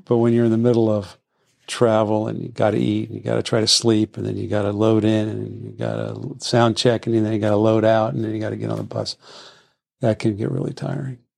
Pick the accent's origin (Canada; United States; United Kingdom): United States; Washington, District of Columbia; I was born in D C and lived here most of my life.